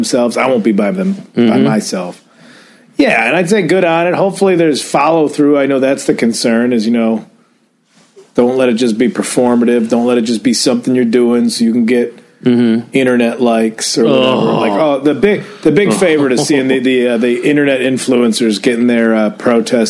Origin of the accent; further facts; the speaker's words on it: Addison, Illinois, United States; moved away; even my hometown, even old Addison, Illinois, had a protest